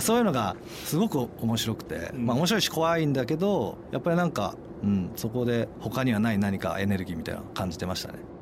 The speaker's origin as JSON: {"language": "Japanese", "town": "Kamakura", "region": "Kanagawa", "country": "Japan", "tie": "born or raised there", "also_born_or_lived": "Tokyo", "said": "僕、まあ、鎌倉なんですけど、ずっと私立のあの都内の学校行ってて"}